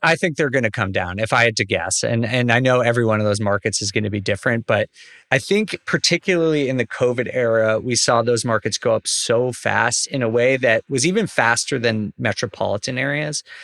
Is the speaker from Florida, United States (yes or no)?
no; New York, United States; moved away; I'm from New York originally